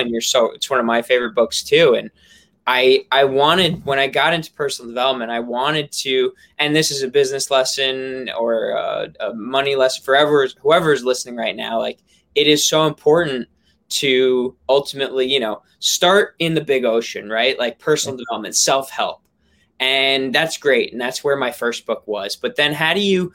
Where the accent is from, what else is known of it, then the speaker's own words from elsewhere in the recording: New York, United States; I'm from New York